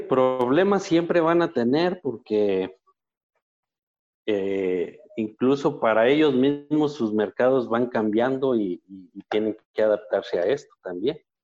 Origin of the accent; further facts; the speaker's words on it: Zacatecas, Mexico; yo soy de una zona que no es árida, Zacatecas tiene alguna área que no es eh, árida completamente.